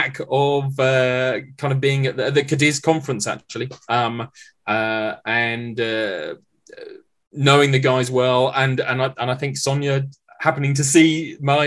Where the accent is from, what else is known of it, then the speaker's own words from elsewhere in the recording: Maidenhead, South East England, United Kingdom; I grew up in Maidenhead